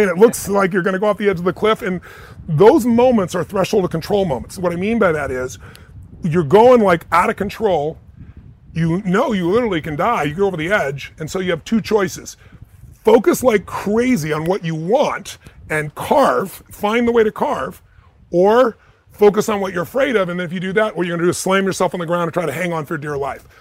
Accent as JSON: {"language": "English", "country": "United States", "said": "I'm an American"}